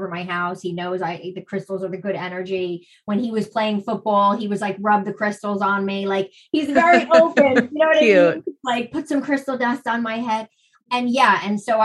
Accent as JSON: {"language": "English", "region": "New Jersey", "country": "United States", "accent": "Jersey", "said": "my Jersey accent"}